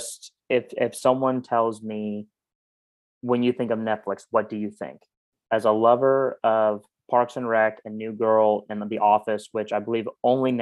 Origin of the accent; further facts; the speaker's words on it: Orlando, Florida, United States; I'm from Orlando and don't know as much about Disney since I was born and raised in the city where it exists